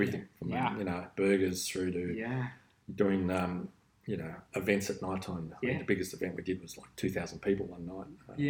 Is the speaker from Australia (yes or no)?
yes; Melbourne, Victoria, Australia; now in Gold Coast, Australia; Grew up in Melbourne, large family. There was 8 of us, 4 boys, 4 girls, and grew up in Ringwood.